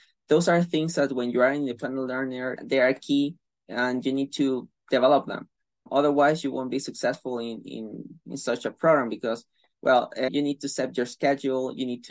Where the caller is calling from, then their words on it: Venezuela; I'm calling from Venezuela, and I'm a student in the Bachelor of Science, Computer Science offered by University of London